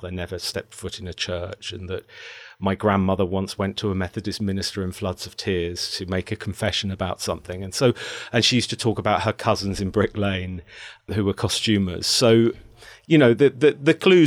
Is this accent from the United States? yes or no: no; Midlands, United Kingdom; I was born in the Midlands